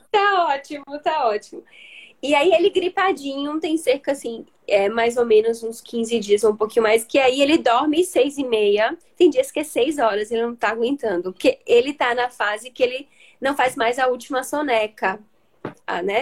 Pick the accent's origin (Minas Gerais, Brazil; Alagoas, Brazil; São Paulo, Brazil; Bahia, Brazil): Bahia, Brazil; Salvador; Moro, sou aqui de Salvador, conterrânea, né? De doutora Lari